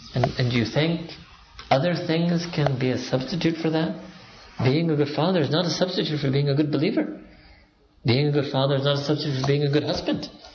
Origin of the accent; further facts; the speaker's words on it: Pakistan; I'm Pakistani